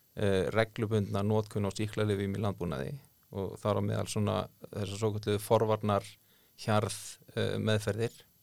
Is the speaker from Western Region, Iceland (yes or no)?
yes; south of Skarðsheiði, Western Region, Iceland; also born or lived in Árneshreppur, Strandir (ancestry); á mínum æskuslóðu sunna skarsiðar og þar, hérna, þar tóku aðri natvinni veið við uh, stóriðan kom